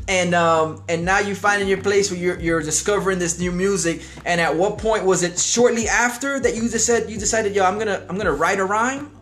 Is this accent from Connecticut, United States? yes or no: no; Hialeah, Florida, United States; growing up in Hialeah